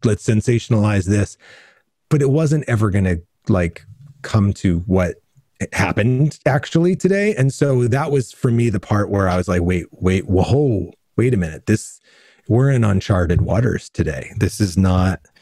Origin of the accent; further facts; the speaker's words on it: Redding, Connecticut, United States; moved away as an adult; also born or lived in New Rochelle, New York; now in Southern California, United States; I grew up in Connecticut and moved to California and as a grown up